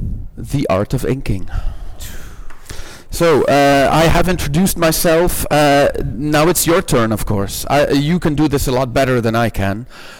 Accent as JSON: {"language": "English", "town": "Ghent", "region": "Flanders", "country": "Belgium", "accent": "Ghent", "said": "I have a Ghent accent"}